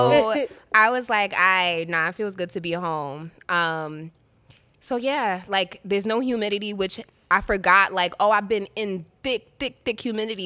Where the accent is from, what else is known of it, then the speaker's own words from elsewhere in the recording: Jersey City, New Jersey, United States; also born or lived in Mexico; I'm originally from Jersey City